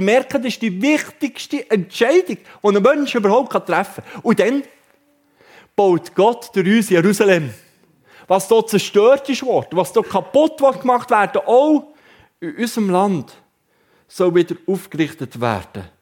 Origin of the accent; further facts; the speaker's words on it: Wabern, Bern, Switzerland; Und jetzt kann ich euch als Berner darüber aufklären, die Raben waren bis im Jahr 2012 geschützt bei uns zu Wabern.